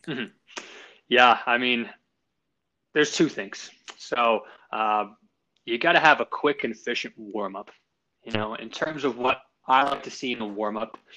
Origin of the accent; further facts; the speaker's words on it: Longmont, Colorado, United States; also born or lived in Boston, Massachusetts; I'm from Boston, but I moved out here when I was five, and I grew up just south of Loveland and Longmont. I graduated Longmont High School 2007.